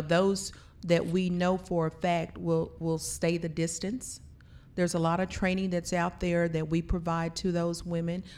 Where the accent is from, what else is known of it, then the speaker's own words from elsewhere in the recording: Blanchard, Oklahoma, United States; our family, we're traditionally from Blanchard, Oklahoma, small town